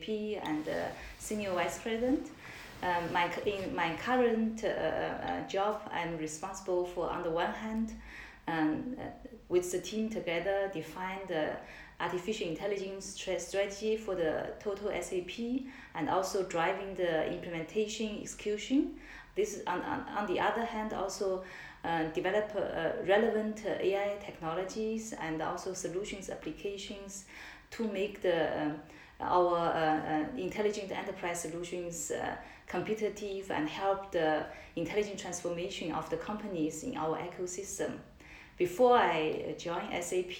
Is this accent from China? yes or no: yes; China; moved away as an adult; also born or lived in Germany / Shanghai; I grew up in China, but spent more time in Germany